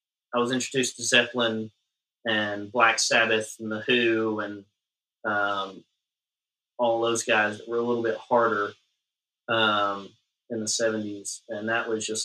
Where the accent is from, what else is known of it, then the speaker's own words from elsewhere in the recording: Muscle Shoals, Alabama, United States; I'm from Muscle Shoals, Alabama